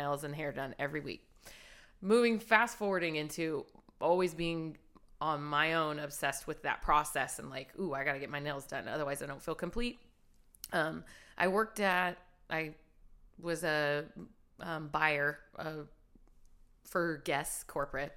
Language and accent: English; Hanford, California, United States; now in Los Angeles, United States; I'm from Hanford, which is a small town in California in the Central Valley